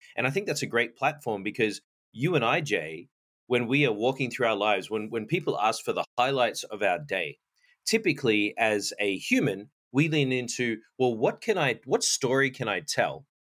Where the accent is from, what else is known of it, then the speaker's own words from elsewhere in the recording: Australia; moved away; I was born and raised in Australia, and growing up, I played a lot of cricket